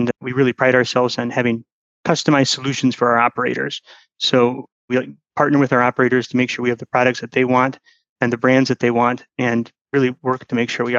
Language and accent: English; Michigan, United States; moved away as an adult; also born or lived in Atlanta; I came from Atlanta back to Michigan, where my roots are